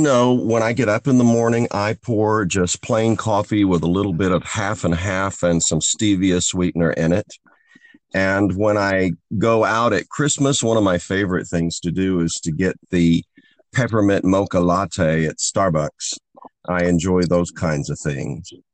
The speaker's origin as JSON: {"language": "English", "region": "the Ozarks", "country": "United States", "tie": "born or raised there", "said": "I grew up in Ozarks poverty in the rural Ozarks of the United States"}